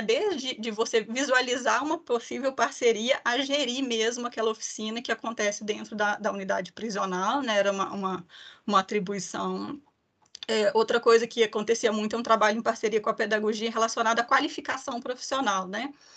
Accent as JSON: {"language": "Portuguese", "town": "Ipatinga", "region": "Minas Gerais", "country": "Brazil", "said": "eu sou mineira de Patinga"}